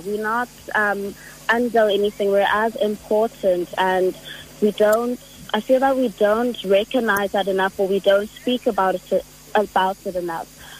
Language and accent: English; Johannesburg, Gauteng, South Africa; I was born and raised in Joburg.